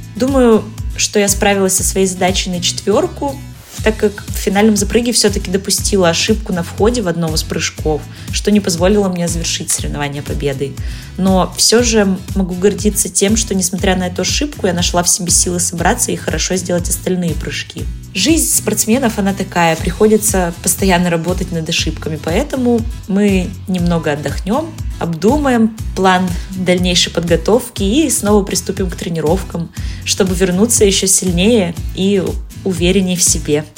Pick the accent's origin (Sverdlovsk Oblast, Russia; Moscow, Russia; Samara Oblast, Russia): Sverdlovsk Oblast, Russia; Yekaterinburg; соревноваться в родном городе